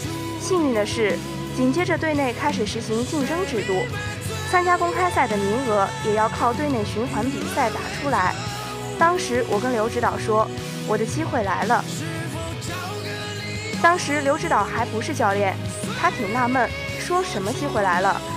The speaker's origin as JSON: {"language": "Chinese", "town": "Changchun", "region": "Jilin", "country": "China", "tie": "born or raised there", "moved": "yes", "said": "因为长春是我的家乡"}